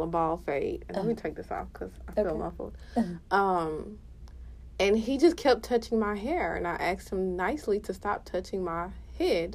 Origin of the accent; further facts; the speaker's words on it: Houston, Texas, United States; I grew up here in Houston